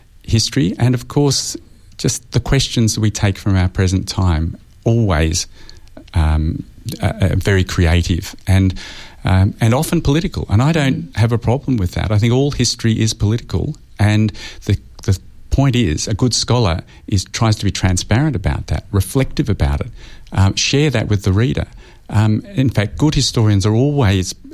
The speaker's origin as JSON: {"language": "English", "country": "Australia", "said": "as an Australian historian"}